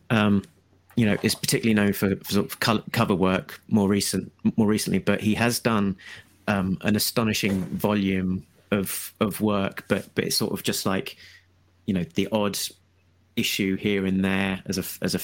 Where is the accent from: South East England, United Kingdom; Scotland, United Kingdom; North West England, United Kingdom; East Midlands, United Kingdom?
South East England, United Kingdom; Brighton; In Brighton, my hometown